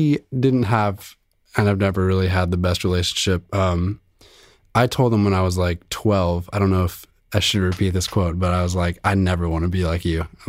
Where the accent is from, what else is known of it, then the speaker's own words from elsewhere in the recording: Los Angeles, California, United States; also born or lived in Van Nuys / Orange; LA. I grew up here.